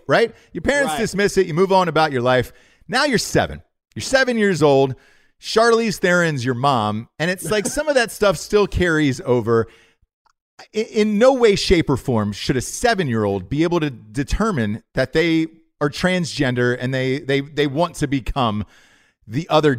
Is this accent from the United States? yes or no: yes; Georgia, United States; accent: Southern; Look, Graham, I'm one of you. I'm from the South. I know sound like it. It took years and years to get rid of this accent so I could star in movies. I had to get rid of the Southern accent, but I grew up my entire life in Georgia.